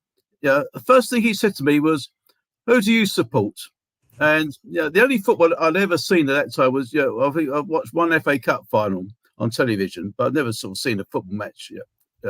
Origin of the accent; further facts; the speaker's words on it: London, United Kingdom; also born or lived in Stepney; as a kid growing up in Hackney